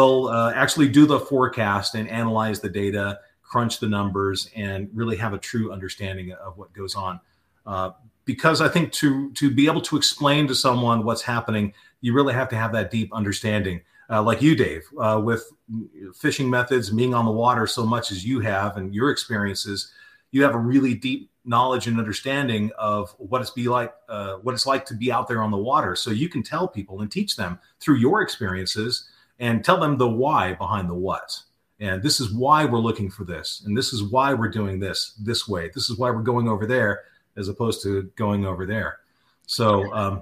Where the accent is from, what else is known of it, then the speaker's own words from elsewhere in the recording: Southern California, United States; growing up in Southern California